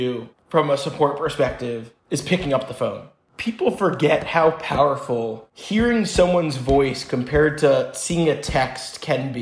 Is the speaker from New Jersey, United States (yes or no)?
yes; New Jersey, United States; moved away as an adult; also born or lived in Israel; I grew up in New Jersey.